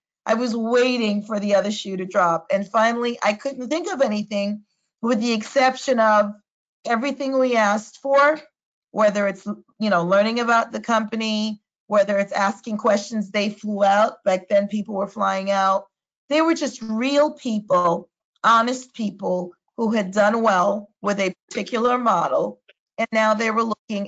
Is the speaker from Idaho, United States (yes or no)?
no; New York, United States; now in Central New Jersey, United States; being a New Yorker